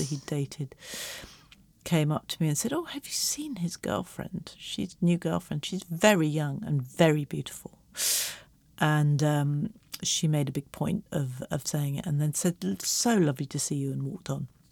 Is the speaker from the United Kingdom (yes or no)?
yes; England, United Kingdom; I'm English